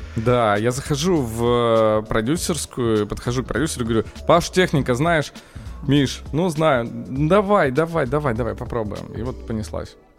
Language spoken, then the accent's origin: Russian; Yekaterinburg, Sverdlovsk Oblast, Russia; moved away as an adult; я из Екатеринбурга и учился в местном университете